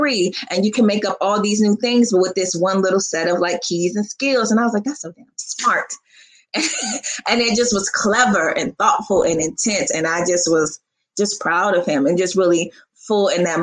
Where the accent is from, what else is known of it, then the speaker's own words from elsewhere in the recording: Washington, District of Columbia, United States; I'm from Washington, D.C.